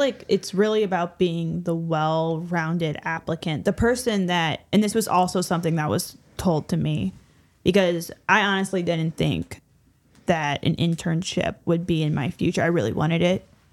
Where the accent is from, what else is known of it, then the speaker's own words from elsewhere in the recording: small town outside Saint Louis, Illinois side, United States; I am from a small town right outside of Saint Louis on the Illinois side